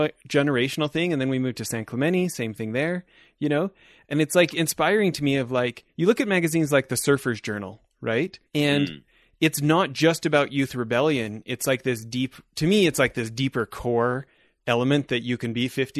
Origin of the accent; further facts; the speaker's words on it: Canada; also born or lived in Southern California; now in Park City, United States; I'm halfway between where I grew up in Canada and where we lived in Southern California for years